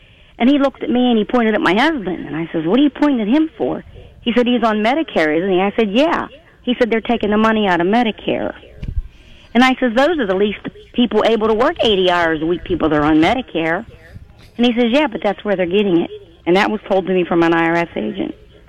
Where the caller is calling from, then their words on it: Western Pennsylvania, United States; I'm calling from Western Pennsylvania.